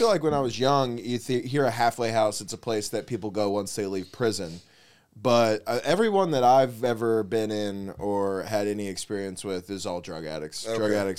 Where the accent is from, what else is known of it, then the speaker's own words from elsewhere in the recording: Oklahoma City, Oklahoma, United States; moved away as an adult; also born or lived in West Palm Beach, Florida; now in Florida, United States; I grew up in Oklahoma City.